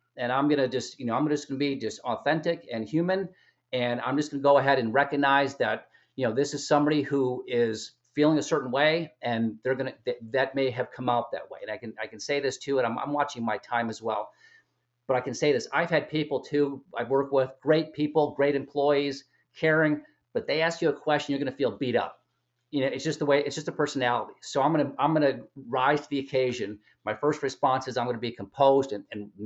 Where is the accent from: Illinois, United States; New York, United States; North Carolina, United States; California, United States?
Illinois, United States; Chicago; I'm from Chicago, Illinois.